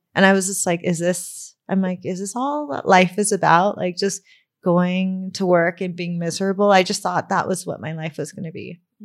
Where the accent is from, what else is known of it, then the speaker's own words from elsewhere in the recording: Burbank, California, United States; I grew up in Burbank